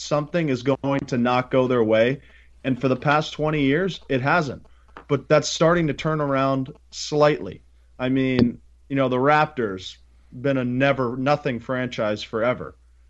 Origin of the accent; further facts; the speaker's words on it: Chicago, Illinois, United States; Yeah, I'm from Chicago. I'm prideful to be from here.